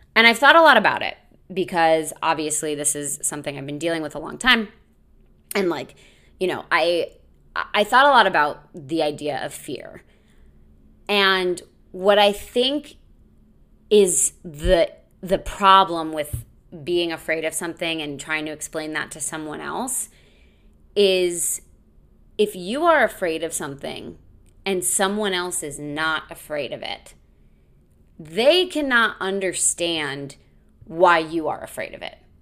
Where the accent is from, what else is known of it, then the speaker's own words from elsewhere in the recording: United States; I grew up near Six Flags.